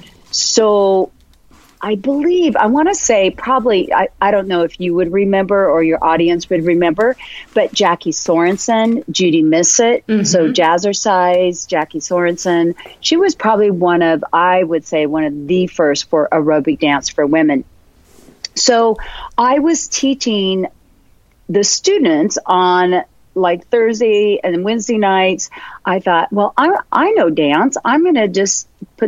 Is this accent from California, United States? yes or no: yes; Northern California, United States; also born or lived in Chico, California; now in San Diego, United States; I'm originally from Northern California